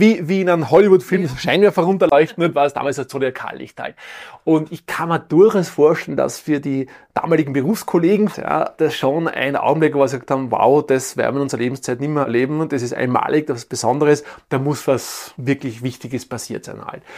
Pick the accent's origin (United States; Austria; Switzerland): Austria; Tyrol; bei uns in Tirol